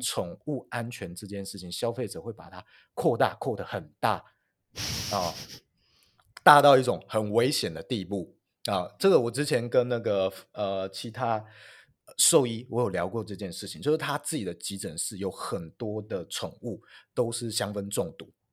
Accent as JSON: {"language": "Chinese", "region": "northern Taiwan", "country": "Taiwan", "said": "我北部人"}